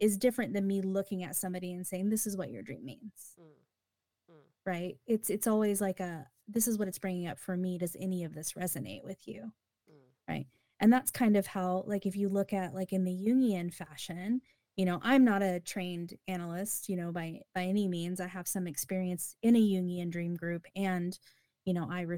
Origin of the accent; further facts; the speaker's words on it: United States; Because I'm an American.